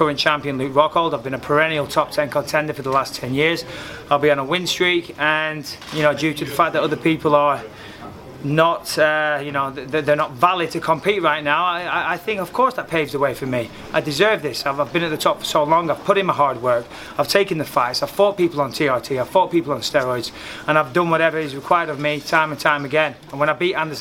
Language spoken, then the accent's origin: English; United Kingdom; my home country as well